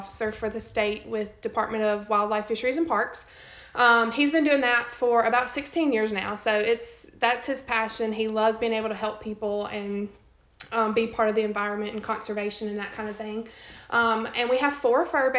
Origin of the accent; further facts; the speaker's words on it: Pontotoc, Mississippi, United States; I grew up in Pontotoc, Mississippi, which is right outside of Tupelo